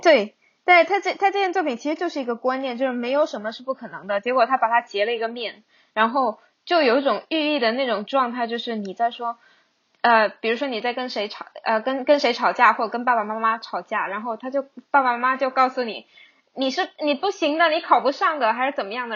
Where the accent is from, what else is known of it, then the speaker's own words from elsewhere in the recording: Hong Kong; 我是在香港长大的